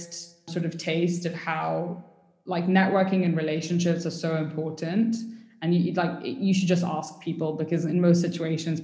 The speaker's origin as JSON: {"language": "English", "country": "United Arab Emirates", "tie": "born or raised there", "also_born_or_lived": "United Kingdom / Pakistan (ancestry)", "said": "I moved to the UAE basically when I was 3 weeks old and I did sort of like most of my childhood here"}